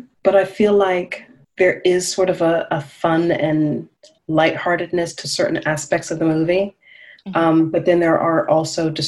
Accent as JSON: {"language": "English", "region": "the South", "country": "United States", "said": "I'm from the South as well"}